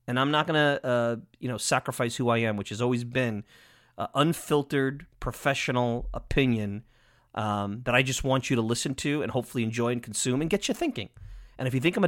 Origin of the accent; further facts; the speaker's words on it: Long Island, New York, United States; I'm biased from Long Island